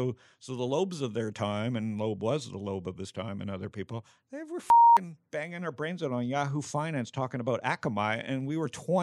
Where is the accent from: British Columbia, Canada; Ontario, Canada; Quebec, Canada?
Ontario, Canada; Toronto; born there; So I was born in Toronto.